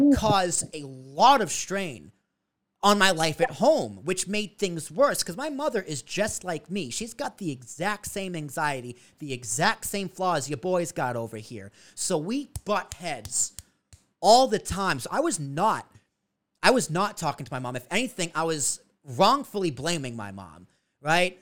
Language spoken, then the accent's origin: English; Braintree, Massachusetts, United States; moved away; also born or lived in Long Island; I grew up in Braintree, Massachusetts, South Shore